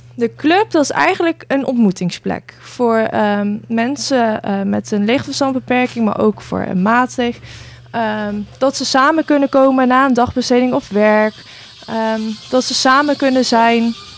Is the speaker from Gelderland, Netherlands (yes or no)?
yes; Nijmegen, Gelderland, Netherlands; moved away as an adult; now in Gouda, Netherlands; kom zelf uit Nijmegen